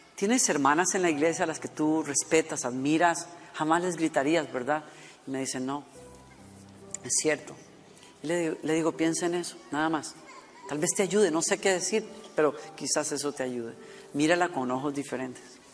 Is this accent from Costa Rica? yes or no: yes; Costa Rica; moved away; de Costa Rica, donde estuvimos en mi país natal. Y llevé a mi hija por primera vez al pueblo donde yo crecí